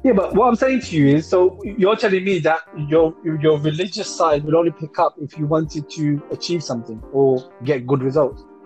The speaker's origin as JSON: {"language": "English", "region": "London", "country": "United Kingdom", "tie": "born or raised there", "said": "I didn't grow up in Ilford. I grew up in Hackney"}